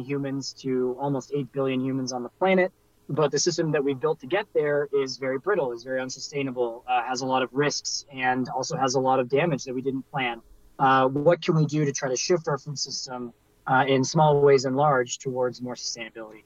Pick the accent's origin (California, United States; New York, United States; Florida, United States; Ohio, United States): California, United States; Silicon Valley; I grew up in the Silicon Valley